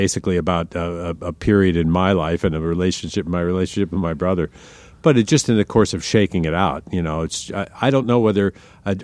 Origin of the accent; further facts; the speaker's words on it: Washington, District of Columbia, United States; I grew up in Washington, D.C.